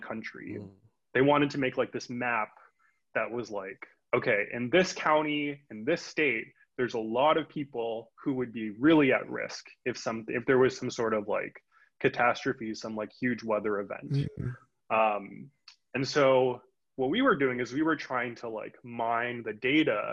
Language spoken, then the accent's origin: English; Union City, California, United States; moved away as an adult; also born or lived in Providence, Rhode Island; I moved back to where I grew up. I grew up in Union City